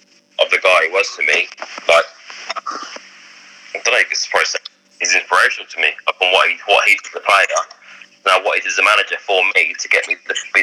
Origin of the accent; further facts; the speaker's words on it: Ipswich, East of England, United Kingdom; my hometown Ipswich